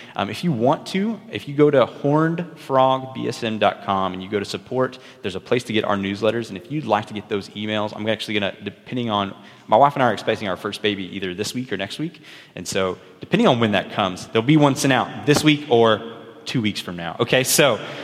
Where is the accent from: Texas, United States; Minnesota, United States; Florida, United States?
Texas, United States; Early; also born or lived in Stephenville, Texas; my wife and I both grew up in Early Texas